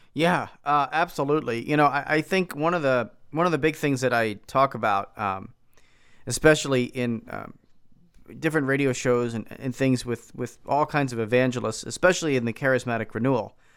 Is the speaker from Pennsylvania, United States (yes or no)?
yes; Philadelphia, Pennsylvania, United States; now in Milwaukee, United States; I grew up in Philadelphia